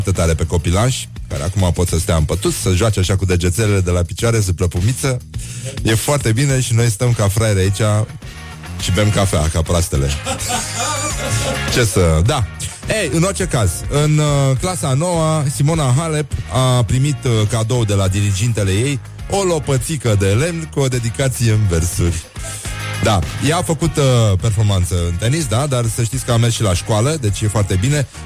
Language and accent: Romanian; Teleorman County, Romania; Nu, tati, sunt din Telorman, zic eu.